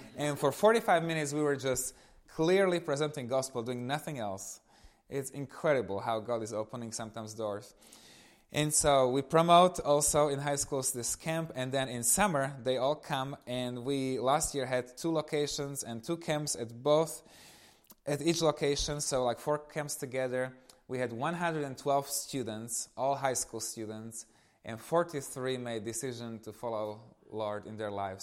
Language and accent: English; eastern Slovakia, Slovakia; moved away; I come from Eastern Slovakia. So, I was growing up in this family with one little brother